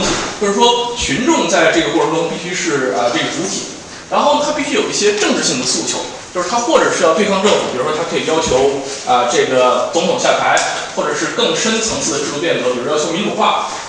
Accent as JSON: {"language": "Chinese", "country": "China", "said": "但是作为中国人呢，我想我们至少知道，我们不一定知道革命是什么，但我们至少知道革命不是什么。"}